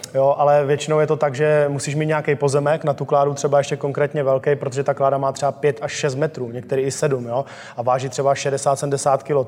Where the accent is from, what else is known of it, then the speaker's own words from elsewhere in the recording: Czechia; jsme jako Češi silný národ